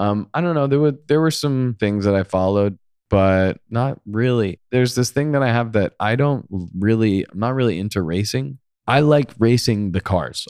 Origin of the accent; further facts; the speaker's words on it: Long Island, New York, United States; moved away as an adult; also born or lived in Manhattan, New York; now in Los Angeles, United States; I grew up on Long Island. I lived there for most of my life